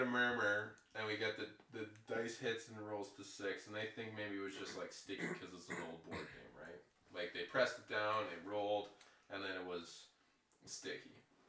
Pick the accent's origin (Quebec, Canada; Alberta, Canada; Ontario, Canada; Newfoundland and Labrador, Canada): Alberta, Canada; Medicine Hat; I grew up in Medicine Hat.